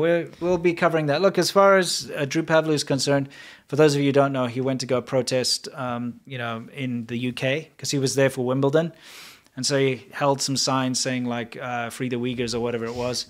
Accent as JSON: {"language": "English", "country": "South Africa", "also_born_or_lived": "China", "moved": "yes", "lives_now": "United States", "said": "being a South African"}